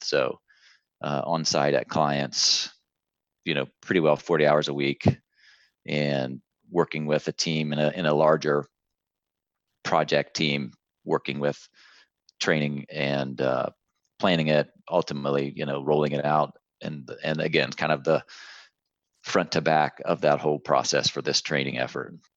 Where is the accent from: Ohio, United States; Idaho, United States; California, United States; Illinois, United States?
Ohio, United States; a hometown near Columbus; moved away as an adult; out of my hometown into Columbus, the bigger city